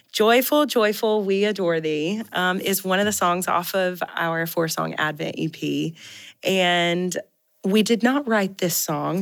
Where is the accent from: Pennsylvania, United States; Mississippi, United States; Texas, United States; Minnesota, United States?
Mississippi, United States; I grew up in Mississippi and there wasn't a lot of snow on the ground in the South eh, where we were from